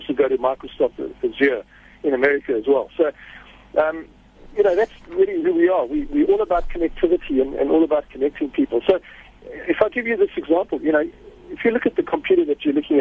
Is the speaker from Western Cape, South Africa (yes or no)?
no; Durban, KwaZulu-Natal, South Africa; I'm from Durban, so I don't get that much chance to speak Afrikaans.